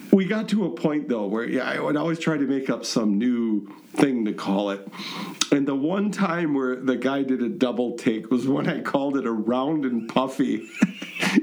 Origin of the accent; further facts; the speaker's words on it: Wisconsin, United States; I'm a Wisconsinite.